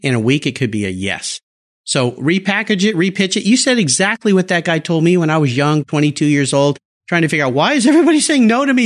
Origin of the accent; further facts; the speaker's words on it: Southern California, United States; also born or lived in San Diego / Los Angeles; now in Seattle area, United States; I live in a small town outside of Seattle, but I grew up in Southern California, San Diego, L